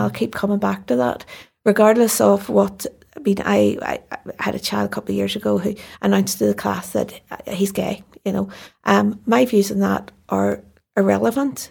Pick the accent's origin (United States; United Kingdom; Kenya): United Kingdom; Belfast, Northern Ireland; I grew up in North Belfast